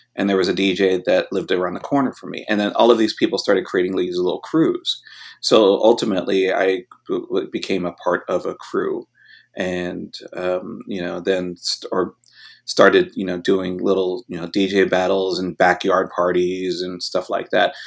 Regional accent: West Covina, California, United States; also born or lived in Hollywood, Los Angeles; we then moved out to the suburbs and I grew up really in West Covina, which is about, you know, twenty-five miles away from downtown L

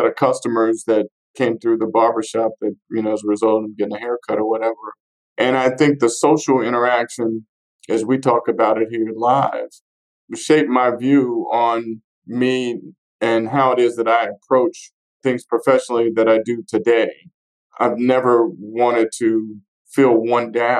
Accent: Fort Smith, Arkansas, United States; I'm born and raised in Fort Smith, Arkansas

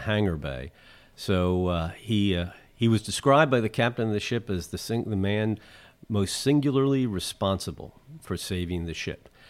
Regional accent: Philadelphia, Pennsylvania, United States; moved away; as a Philadelphian, and Father Hoag and I are both from North Philly

